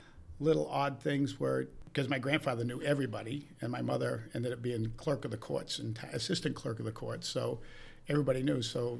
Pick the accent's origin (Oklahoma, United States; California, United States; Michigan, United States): Michigan, United States; Milford; also born or lived in Big Rapids; I was born in Big Rapids, Michigan.